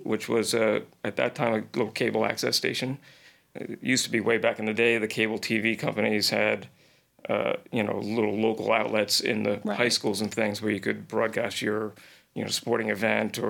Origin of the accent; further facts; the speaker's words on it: Ridgewood, New Jersey, United States; moved away as an adult; also born or lived in Cape Cod; now in New York, United States; Ridgewood, New Jersey. I grew up in New Jersey, in, you know, northern New Jersey, right outside New York City